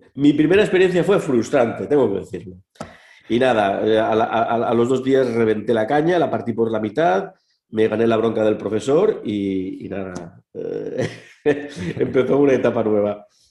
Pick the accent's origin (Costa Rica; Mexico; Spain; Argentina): Spain; Santa Pola, Valencian Community; soy de Santa Pola, eh, ahí en Alicante